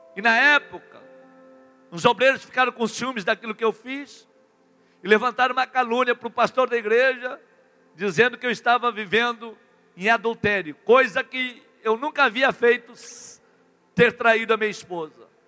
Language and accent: Portuguese; Rio Grande do Sul, Brazil; Eu sou lá do Rio Grande do Sul. Eu tenho o hábito do chimarrão